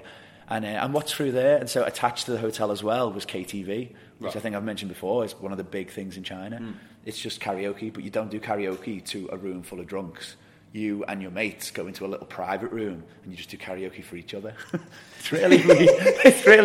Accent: England, United Kingdom; I'm English

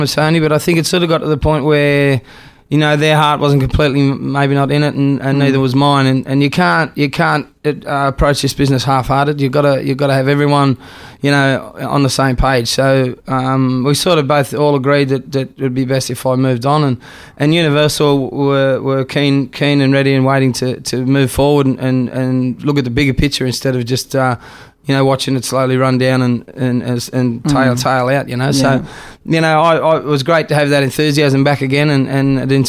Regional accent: Australia; I'm Australian

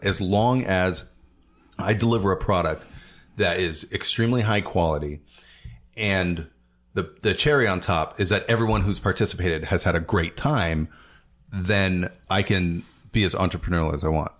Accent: Portland, Oregon, United States; I grew up in the suburbs.

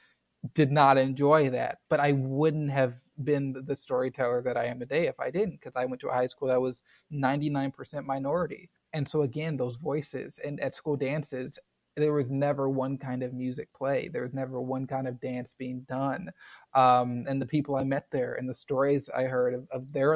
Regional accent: Houston, Texas, United States; now in Louisville, United States; I grew up in Houston, which is an extremely diverse place

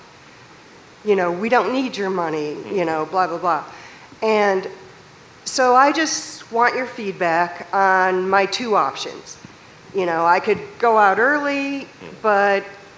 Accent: Columbus, Ohio, United States; I'm from Columbus, Ohio

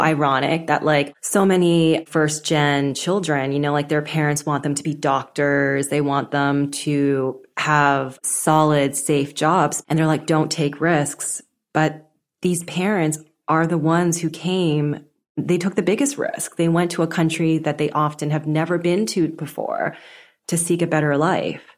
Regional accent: Canada; So I was born in Canada. I was first gen, but my parents mainly spoke Cantonese at home

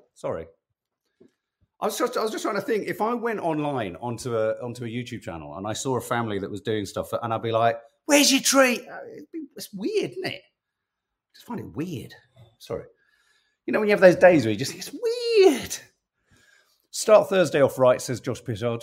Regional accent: London, United Kingdom; as a Londoner, and this is as a Londoner

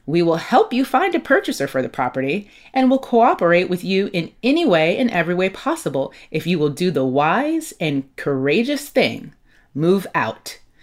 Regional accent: Los Angeles, California, United States; also born or lived in Catalina Island (Avalon), California; I grew up mostly in South Los Angeles

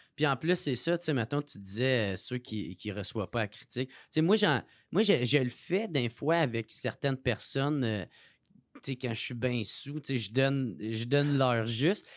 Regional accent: Gatineau, Quebec, Canada; moved away; je venais de Gatineau

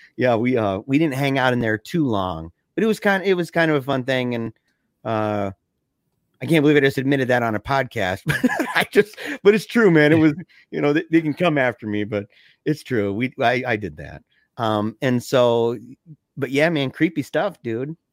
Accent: Battle Creek, Michigan, United States; we're both from Battle Creek, Michigan

